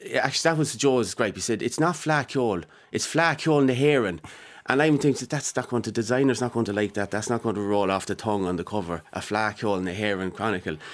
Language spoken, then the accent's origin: English; Mullingar, Leinster, Ireland; my hometown, my backyard